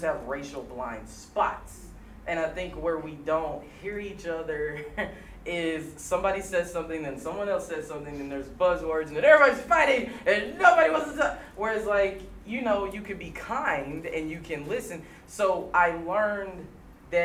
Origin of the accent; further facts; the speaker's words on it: Wynne, Arkansas, United States; I'm from Arkansas. That's where I grew up